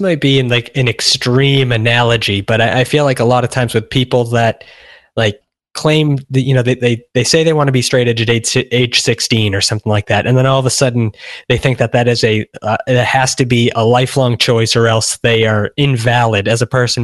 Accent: Massachusetts, United States; moved away as an adult; also born or lived in San Francisco; now in Los Angeles, United States; I grew up, I spent twenty-three years in Massachusetts

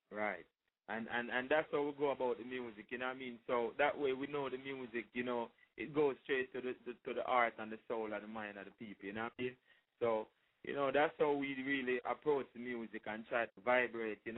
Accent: Kingston, St. Andrew, Jamaica; Well, I'm from Jamaica. You know what I mean? I was born in Kingston, Jamaica, in St. Andrew, Jamaica, and um, I started singing like real early from a real tender age

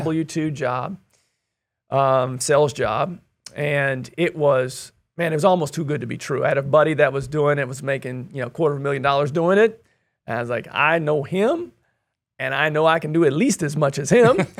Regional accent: Kansas City, United States; moved away as an adult; also born or lived in Hawaii / Wichita, Kansas; I'm originally from the Kansas City area

